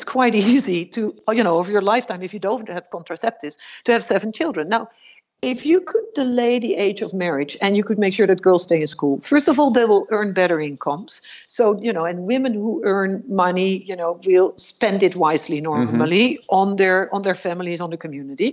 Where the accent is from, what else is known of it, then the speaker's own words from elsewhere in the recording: Netherlands; I grew up in the Netherlands in a middle-class family